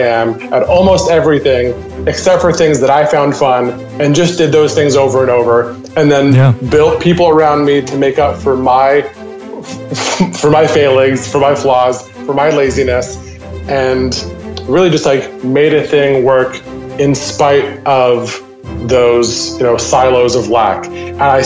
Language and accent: English; Vancouver, British Columbia, Canada; my hometown of Vancouver, Canada